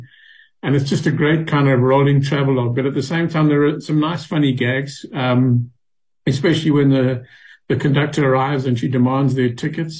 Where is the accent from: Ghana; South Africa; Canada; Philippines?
South Africa